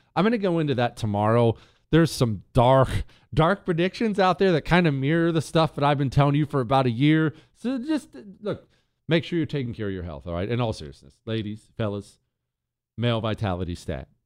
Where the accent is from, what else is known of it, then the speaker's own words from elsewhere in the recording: Bozeman, Montana, United States; moved away; I grew up in Bozeman, Montana